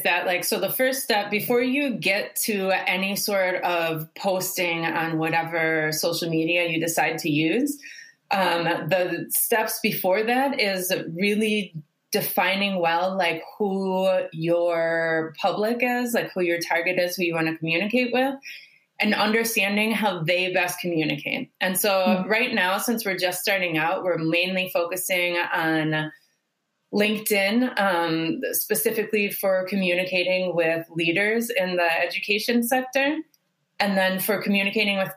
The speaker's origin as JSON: {"language": "English", "town": "Milwaukee", "region": "Wisconsin", "country": "United States", "moved": "as an adult", "lives_now": "Chile", "said": "I'm originally from Milwaukee, Wisconsin"}